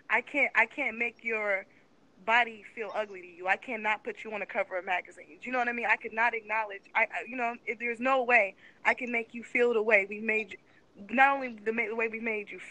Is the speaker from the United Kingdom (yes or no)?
no; Midwest, United States; You know, like I said, I'm from the Midwest. I met so many girls like Tomi Lahren. They just went to high school with me and stuff, right?